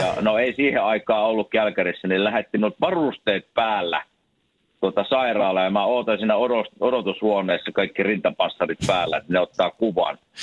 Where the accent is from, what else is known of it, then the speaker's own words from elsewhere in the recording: Kuopio, North Savo, Finland; me ollaan Kuopiosta molemmat